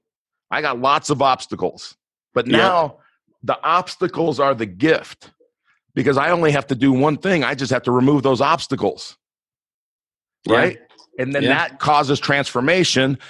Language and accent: English; Los Angeles, California, United States; I grew up in Los Angeles, in the inner city of Los Angeles